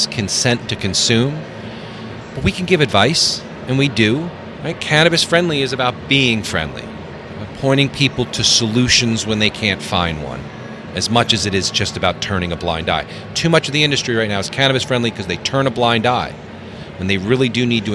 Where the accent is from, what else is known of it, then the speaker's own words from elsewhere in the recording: New York City, New York, United States; moved away as an adult; now in Denver, United States; I was raised in New York City